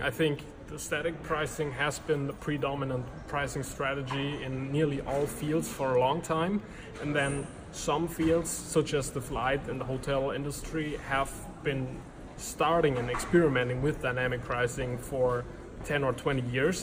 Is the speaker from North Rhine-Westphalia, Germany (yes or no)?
yes; near Cologne, North Rhine-Westphalia, Germany; I grew up uh, in, in Germany, pretty close